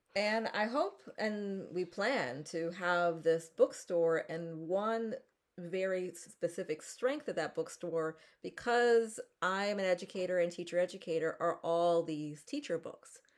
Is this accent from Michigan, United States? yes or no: no; Philadelphia, Pennsylvania, United States; I am from Philadelphia